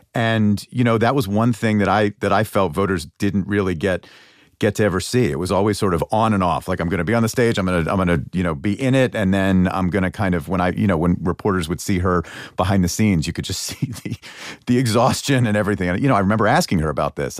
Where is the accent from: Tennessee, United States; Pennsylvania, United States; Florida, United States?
Pennsylvania, United States; moved away; my home state of Pennsylvania.